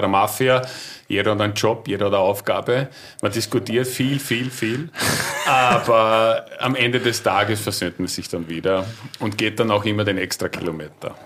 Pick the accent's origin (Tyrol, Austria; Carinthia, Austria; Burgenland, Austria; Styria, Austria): Burgenland, Austria; Gols; wir sind aus dem Burgenland, ehemaliges Deutsch-Westungarn, äh, jüngstes Bundesland